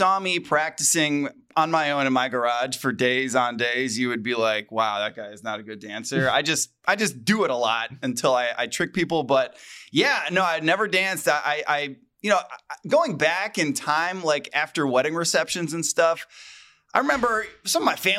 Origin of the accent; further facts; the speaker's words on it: Cleveland, Ohio, United States; Where are you from? I'm from Cleveland, Ohio.